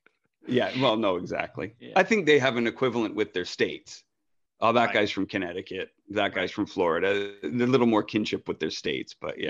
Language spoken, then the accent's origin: English; Canada; That's one thing about being Canadian.